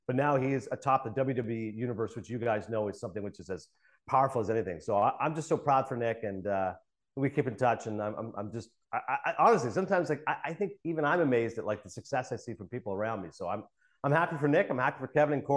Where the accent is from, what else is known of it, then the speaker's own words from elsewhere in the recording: Kingston, Ontario, Canada; moved away; also born or lived in Toronto, Ontario; I was born in Toronto, but I grew up in Kingston, which is a few hours away.